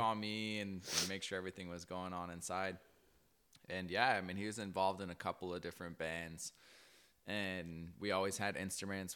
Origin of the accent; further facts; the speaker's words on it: Cortez, Colorado, United States; moved away; also born or lived in Burley; I'm originally from Colorado. Shout out nine seven oh, Cortez